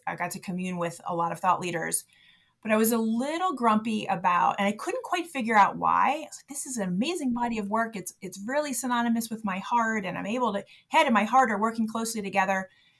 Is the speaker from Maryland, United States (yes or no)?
yes; Baltimore, Maryland, United States; I was born and raised in Baltimore to a basketball coach who coached in the inner city. So I grew up as like a little white girl in a bunch of black gyms in Baltimore.